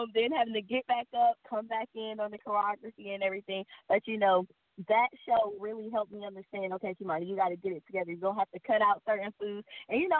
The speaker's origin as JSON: {"language": "English", "town": "Columbus", "region": "Georgia", "country": "United States", "said": "I'm from Columbus, Georgia"}